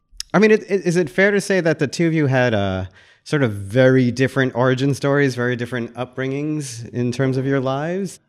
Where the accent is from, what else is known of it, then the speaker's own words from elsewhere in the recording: Deltona, Florida, United States; I grew up in North Florida.